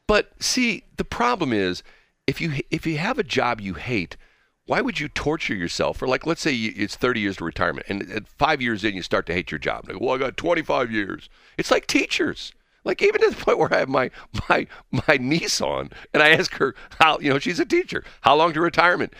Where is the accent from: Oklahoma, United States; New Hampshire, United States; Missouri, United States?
Missouri, United States; North County; on my street growing up in North County